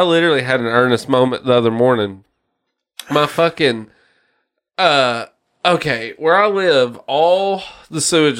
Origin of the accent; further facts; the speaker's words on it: the South, United States; growing up in the South